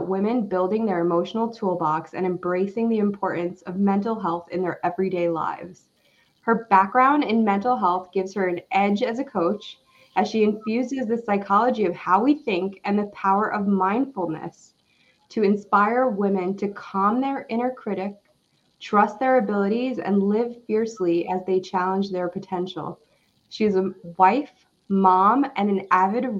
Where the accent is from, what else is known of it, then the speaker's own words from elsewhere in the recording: New York, United States; also born or lived in Far Rockaway / Rockaway Beach; now in Arizona, United States; I live in Arizona, but I'm originally from New York